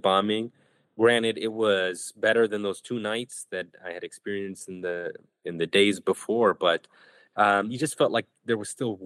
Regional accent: Chicago, Illinois, United States; also born or lived in West Bank; I was born in Chicago. I got to go back to Chicago

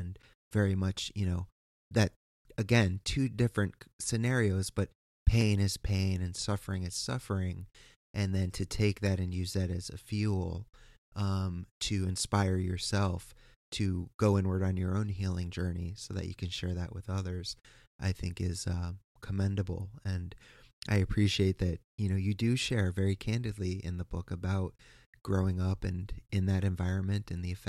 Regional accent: East Coast, United States; I am from the East Coast, and we're watching this just travesty of justice happen.

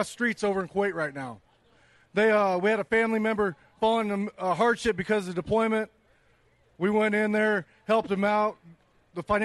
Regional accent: Knoxville, Iowa, United States; This is my hometown.

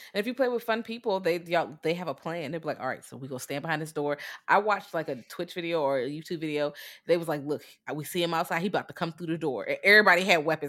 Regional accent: United States; I'm American

